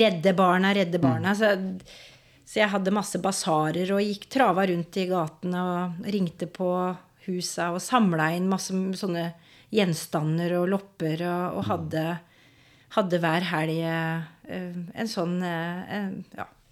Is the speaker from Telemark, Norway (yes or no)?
yes; Skien, Telemark, Norway; Jeg er fra Gulset. Har vokst opp der.